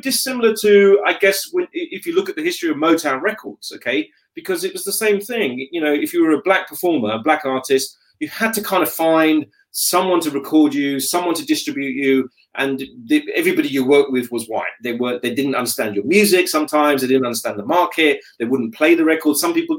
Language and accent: English; Pakistan; I'm a Pakistani, and we don't eat olives.